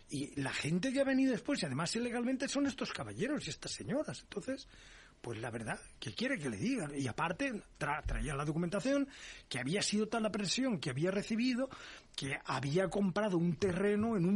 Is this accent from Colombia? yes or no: no; Valencia, Valencian Community, Spain; tengo mi primer delito contra el medio ambiente en Valencia, que es mi tierra.